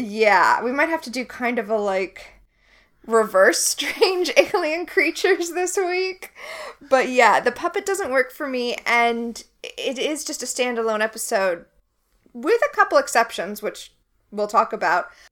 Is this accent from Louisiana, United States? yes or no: no; Florida, United States; I grew up in Florida